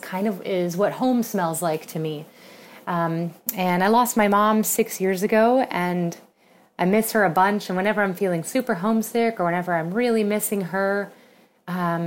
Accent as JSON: {"language": "English", "town": "San Antonio", "region": "Texas", "country": "United States", "tie": "born or raised there", "moved": "yes", "lives_now": "New York City, United States", "said": "I grew up in San Antonio"}